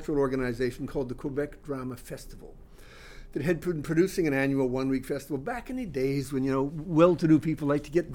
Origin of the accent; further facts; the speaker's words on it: Australia; moved away as an adult; also born or lived in Canada; now in Montreal, Canada; I grew up in Australia, actually. I mean, I was born in Canada, but my family moved there when I started high school